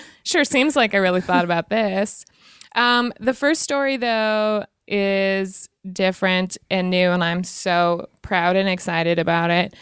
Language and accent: English; Lander, Wyoming, United States; I'm from Wyoming